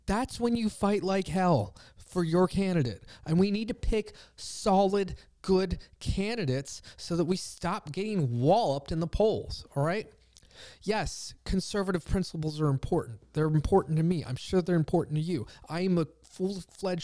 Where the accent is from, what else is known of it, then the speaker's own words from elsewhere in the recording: Pennsylvania, United States; I'm from Pennsylvania